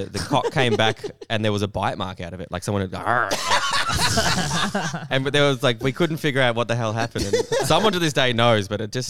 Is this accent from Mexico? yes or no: no; Perth, Western Australia, Australia; I grew up in Perth, WA